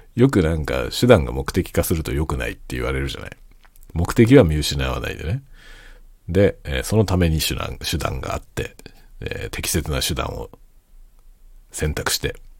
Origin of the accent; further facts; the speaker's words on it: Kanto, Japan; moved away as an adult; now in Hokkaido, Japan; 僕はもともとは関東の出身なんですけど、関東出身で関東でずっと活動してたんですけどね。